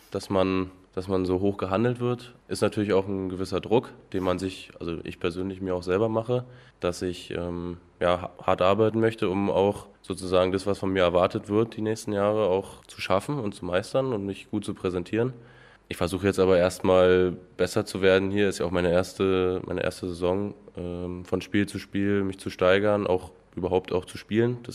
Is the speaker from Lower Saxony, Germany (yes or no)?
no; Kyritz, Brandenburg, Germany; also ich komme ja aus Küritz. Ähm, da gab es keinen Volleyballverein.